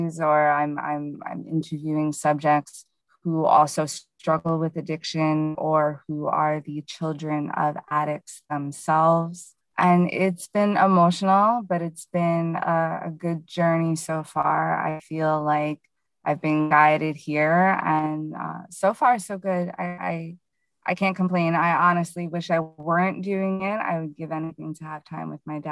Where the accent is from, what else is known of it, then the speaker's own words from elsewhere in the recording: Hudson Valley, New York, United States; I am from the Hudson Valley region of New York here in the US